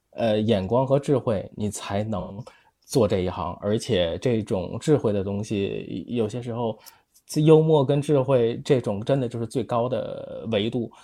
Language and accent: Chinese; Tianjin, China; 因为我是天津人